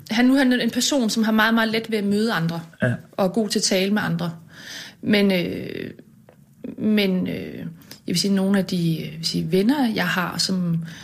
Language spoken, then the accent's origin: Danish; Lystrup, Central Denmark Region, Denmark; moved away; Ja, jeg kommer fra Jylland. Ja, Hvorhen? Uden for Aarhus. En by, der hedder Lystrup.